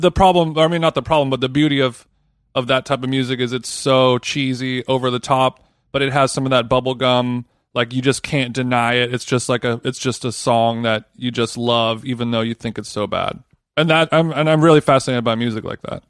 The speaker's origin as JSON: {"language": "English", "region": "Southern California", "country": "United States", "said": "I was from Southern California"}